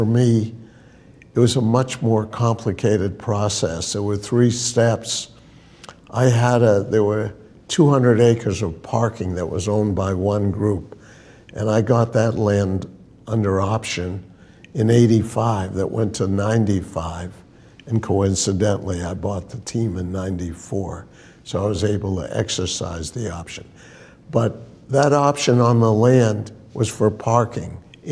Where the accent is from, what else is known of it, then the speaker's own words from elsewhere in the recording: Brookline, Massachusetts, United States; I grew up in Brookline, Mass. Went to public schools